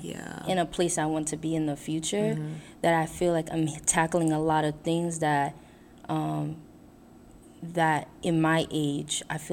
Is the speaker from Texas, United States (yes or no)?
no; New York, United States; also born or lived in Brooklyn; I was born in the U.S., right? I was born and raised in New York, but my parents weren't born. They were born in Haiti.